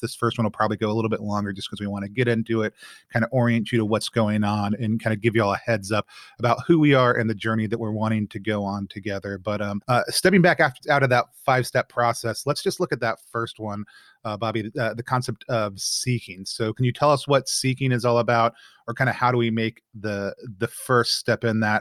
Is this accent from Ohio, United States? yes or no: no; Texas, United States; I was born in Texas, grew up in Texas